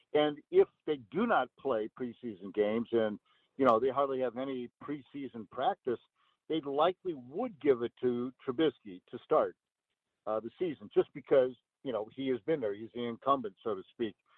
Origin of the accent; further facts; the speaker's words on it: Peoria, Illinois, United States; I grew up in Peoria